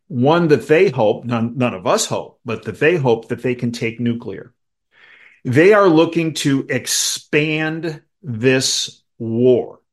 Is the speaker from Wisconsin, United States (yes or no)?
no; Chicago, Illinois, United States; I grew up in Chicago